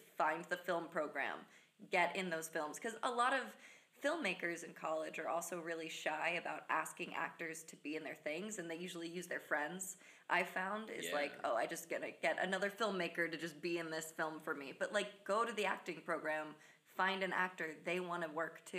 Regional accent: West Chester, Pennsylvania, United States; moved away as an adult; also born or lived in New Jersey; I was born and raised in Westchester, Pennsylvania.

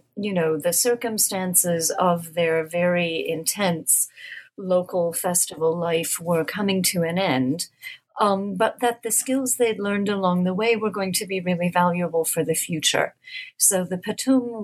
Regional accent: United States; as an American

